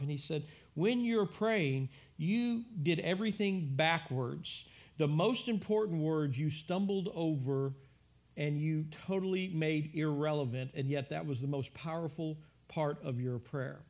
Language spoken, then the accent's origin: English; United States; We, as as American church, as the American church